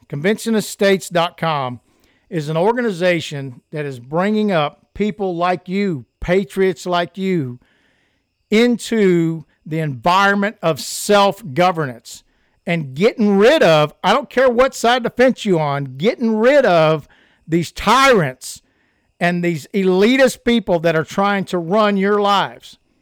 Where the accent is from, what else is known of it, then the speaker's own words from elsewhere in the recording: United States; I'm an American